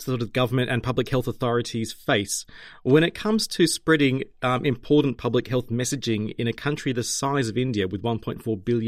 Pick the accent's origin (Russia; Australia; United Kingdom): Australia; moved away; my home country of Australia